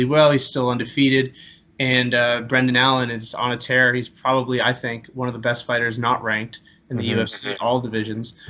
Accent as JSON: {"language": "English", "country": "Canada", "also_born_or_lived": "Halifax, Nova Scotia", "said": "We're both being Canadian."}